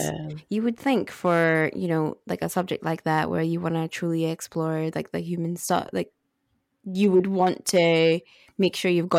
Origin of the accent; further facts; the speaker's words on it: Musselburgh, Scotland, United Kingdom; If you think of the whitest Scottish town that you can think of, then you're pretty close, like, with Musselburgh.